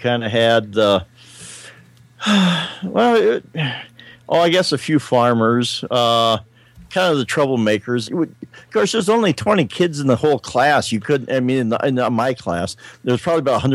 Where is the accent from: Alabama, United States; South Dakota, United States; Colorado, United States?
South Dakota, United States; Willow Lake; my hometown of Willow Lake